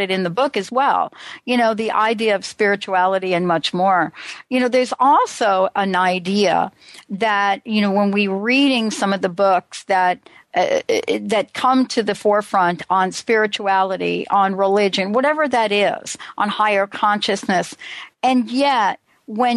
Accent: New York City, New York, United States; I'm just a girl from the Bronx

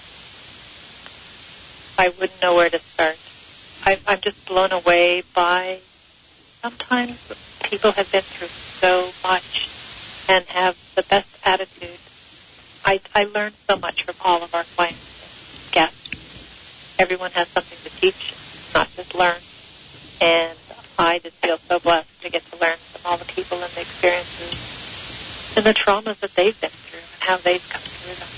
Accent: Los Angeles, California, United States; I grew up in Los Angeles

